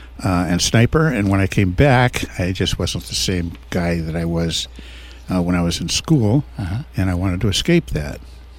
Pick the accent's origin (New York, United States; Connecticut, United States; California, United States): California, United States; Napa; also born or lived in San Francisco; I was born in San Francisco and raised in Napa.